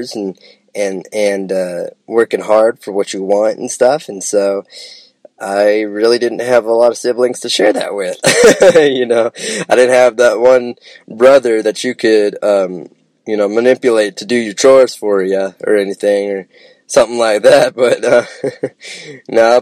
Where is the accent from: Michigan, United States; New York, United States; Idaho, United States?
Idaho, United States; Nampa; also born or lived in Boise, Idaho; now in Lawrenceburg, Tennessee, United States; I was raised in the suburb area of Nampa, Idaho, just right outside of Nampa